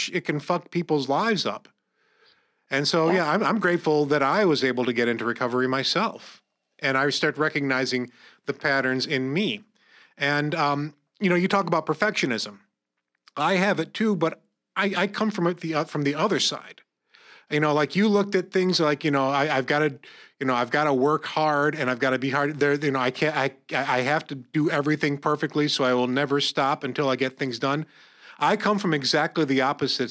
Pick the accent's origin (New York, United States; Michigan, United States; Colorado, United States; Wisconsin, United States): New York, United States; Corning; We grew up in Corning